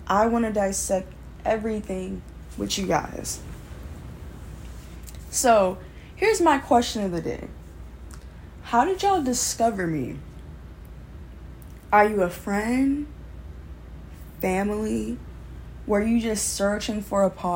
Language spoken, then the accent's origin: English; Baltimore, Maryland, United States; I'm from Baltimore, Maryland, and I'm 19, going on 20